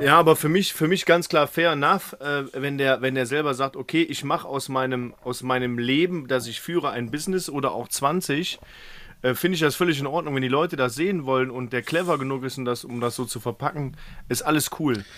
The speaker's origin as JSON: {"language": "German", "town": "Mönchengladbach", "region": "North Rhine-Westphalia", "country": "Germany", "tie": "born or raised there", "said": "in meinem Ort, wo ich in Mönchengladbach gelebt habe, auch Fußball gespielt"}